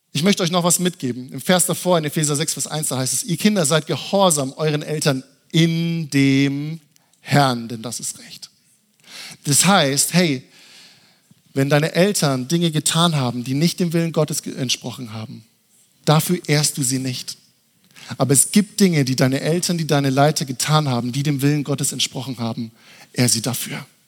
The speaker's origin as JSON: {"language": "German", "town": "Würzburg", "region": "Bavaria", "country": "Germany", "tie": "born or raised there", "said": "ich komme eigentlich aus Würzburg und ich war in meiner Heimatgemeinde"}